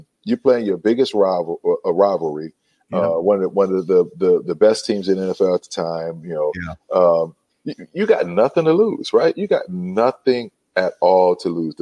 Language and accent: English; New Orleans, Louisiana, United States; moved away as an adult; now in Atlanta, United States; I'm from New Orleans, born and raised. I've been in Atlanta now, this time around, since 2002, so 17 years